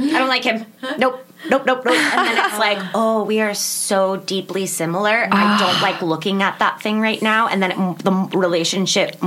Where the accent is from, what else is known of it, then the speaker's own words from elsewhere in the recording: Las Vegas, Nevada, United States; moved away as an adult; now in Los Angeles, United States; I'm from Vegas originally